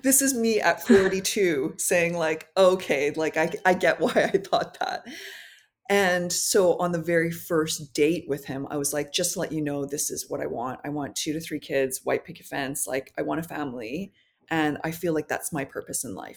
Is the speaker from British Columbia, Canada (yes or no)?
yes; North Vancouver, British Columbia, Canada; also born or lived in Paris; I grew up in North Vancouver, so it was, uh, predominantly, like, white people